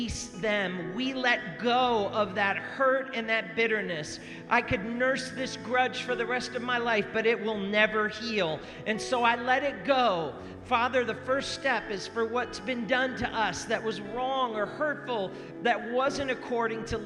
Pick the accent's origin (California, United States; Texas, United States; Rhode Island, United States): Rhode Island, United States; When I grew up I was in Rhode Island